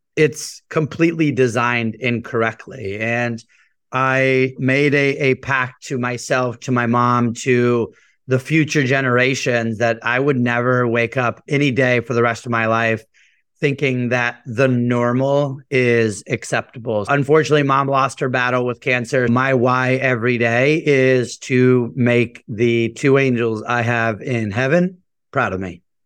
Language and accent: English; United States; also born or lived in San Juan, Puerto Rico; I was born in San Juan, Puerto Rico. I always say my parents moved us to the mainland chasing the American dream. Grew up in a very normal, hardworking immigrant household